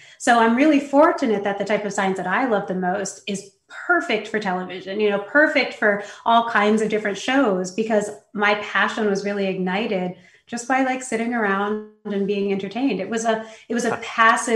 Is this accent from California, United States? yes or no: yes; San Francisco, California, United States; I was born in San Francisco. I always lived in big cities with my family